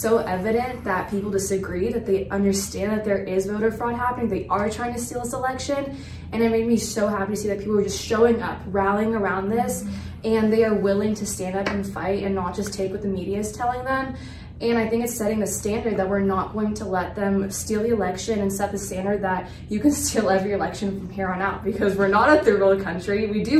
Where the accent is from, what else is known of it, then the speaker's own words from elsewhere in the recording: Santa Barbara, California, United States; now in Phoenix, United States; I was also, I'm from Santa Barbara, California, and I'm now living in Phoenix, Arizona